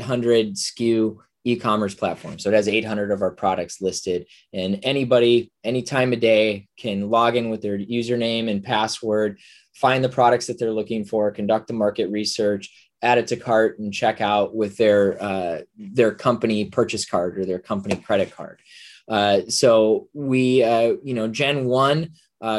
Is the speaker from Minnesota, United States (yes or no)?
yes; Minnesota, United States; I'm from Minnesota